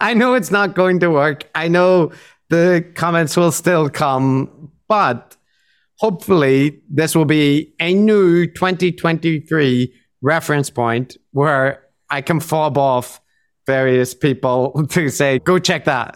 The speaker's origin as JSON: {"language": "English", "country": "Ireland", "moved": "yes", "lives_now": "Japan", "said": "I am Irish."}